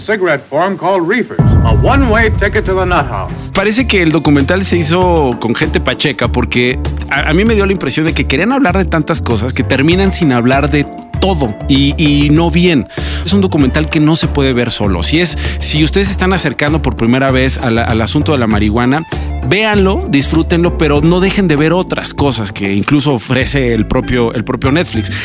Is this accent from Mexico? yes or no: yes; Mexico; yo como audiencia mexicana